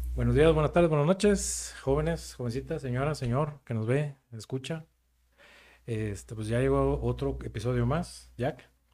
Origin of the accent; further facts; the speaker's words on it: Mexico; somos muy mexicanos